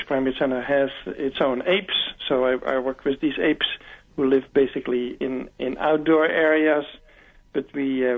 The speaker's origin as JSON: {"language": "English", "country": "Netherlands", "tie": "born or raised there", "moved": "as an adult", "lives_now": "Atlanta, United States", "said": "I grew up in the Netherlands"}